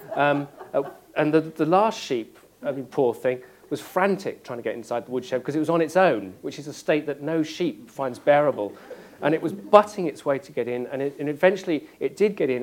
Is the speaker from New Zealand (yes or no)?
no; West Country, South West England, United Kingdom; I grew up in the West Country